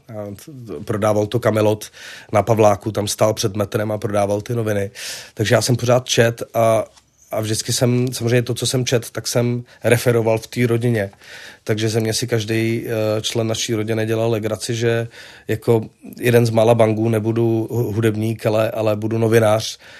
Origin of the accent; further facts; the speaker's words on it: Prague, Czechia; also born or lived in Vinohrady, Prague; já jsem vyrůstal na Žižkově